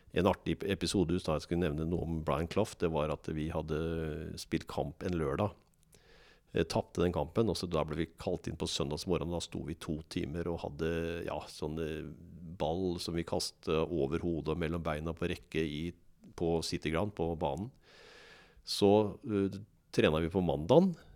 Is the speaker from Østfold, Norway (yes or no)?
yes; Moss, Østfold, Norway; also born or lived in England / Germany; jeg er ekte mossing. Jeg liker Moss, og jeg trives i Moss. Her har jeg både venner og familie, så dette er, dette er byen i mitt liv.